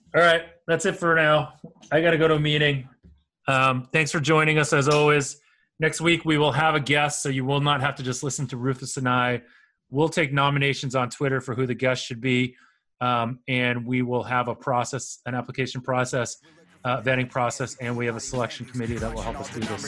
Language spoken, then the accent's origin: English; United States; I'm Asian American